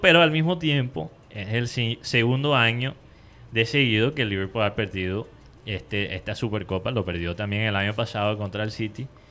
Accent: Colombia; nosotros los colombianos

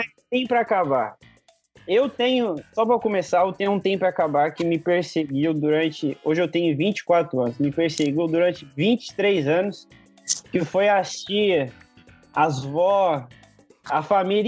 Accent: Minas Gerais, Brazil; eu sou mineiro

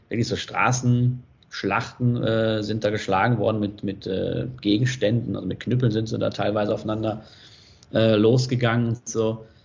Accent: North Rhine-Westphalia, Germany; now in Switzerland; aus meiner Heimat im Ruhrgebiet.

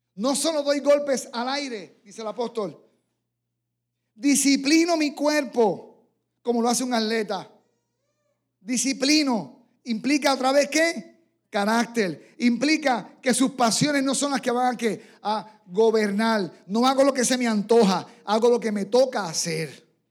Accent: San Germán, Puerto Rico; en mi pueblo natal, allí en San Germán

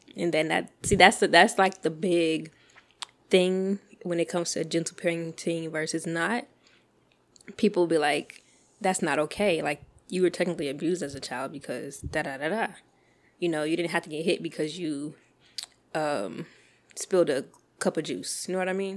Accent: Texas, United States; I'm from Texas

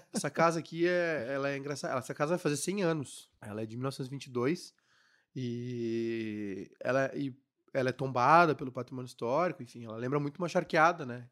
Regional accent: Cachoeirinha, Rio Grande do Sul, Brazil; eu sou de Cachoeirinha

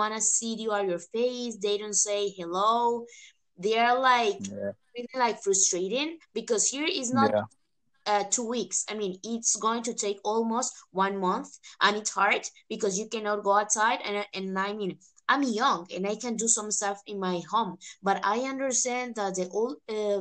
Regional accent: Costa Rica; now in Spain; I'm from Costa Rica

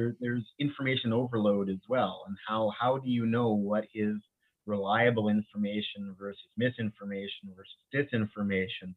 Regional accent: Winnipeg, Manitoba, Canada; accent: St. Vital, Winnipeg; also born or lived in Bahamas; I'm originally from the Bahamas and I was born there, but moved here when I was fairly young to Winnipeg

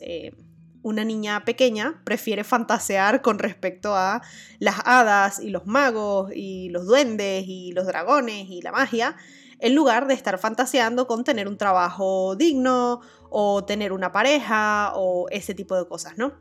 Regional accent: Venezuela; moved away; yo actualmente esté viviendo en otro país que no es mi país natal

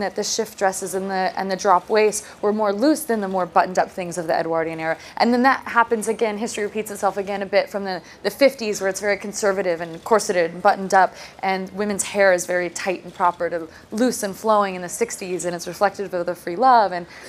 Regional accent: New York, United States; I also like mumble and talk like I'm from Burbank, California, which... Everyone knows I'm from New York.

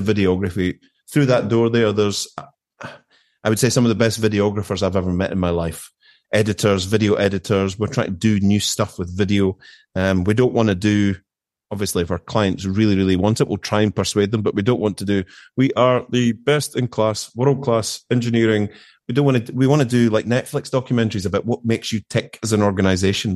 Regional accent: Erskine, Scotland, United Kingdom; moved away as an adult; also born or lived in Glasgow / Kemnay, Aberdeenshire; now in Aberdeenshire, United Kingdom; I grew up in Erskine, which is about twelve, fifteen miles outside of Glasgow.

